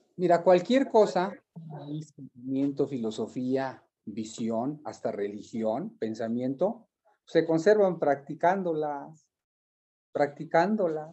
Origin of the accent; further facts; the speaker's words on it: Malinalco, State of Mexico, Mexico; haber crecido en esta tierra me llevó a indagar mis raíces